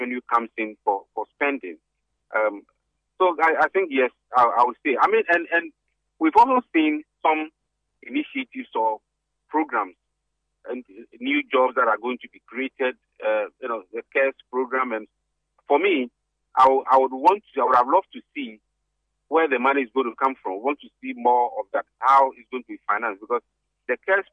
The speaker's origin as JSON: {"language": "English", "country": "Ghana", "said": "As a Ghanaian"}